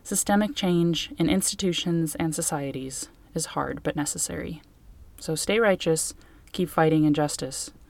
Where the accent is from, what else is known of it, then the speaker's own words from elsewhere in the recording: United States; moved away as an adult; now in Ireland; the US, my home country